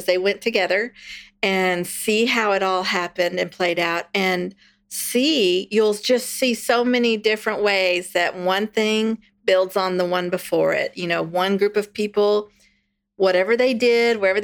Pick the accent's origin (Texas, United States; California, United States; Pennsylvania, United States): Texas, United States; I'm from Texas. We've been Texans for 9 generations